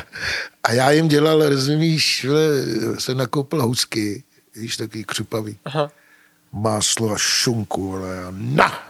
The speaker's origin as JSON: {"language": "Czech", "country": "Czechia", "also_born_or_lived": "Germany", "said": "My jsme Češi, my jsme střed Evropy"}